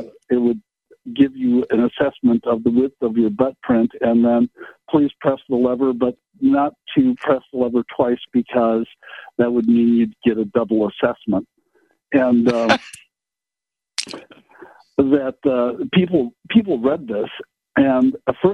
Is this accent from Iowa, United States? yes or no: no; Kenosha, Wisconsin, United States; I grew up in Kenosha